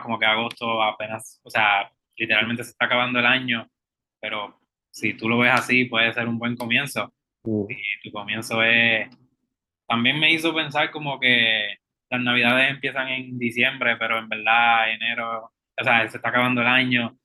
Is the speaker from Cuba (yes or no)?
no; Puerto Rico; esas realidades que vivimos contemporáneamente como puertorriqueños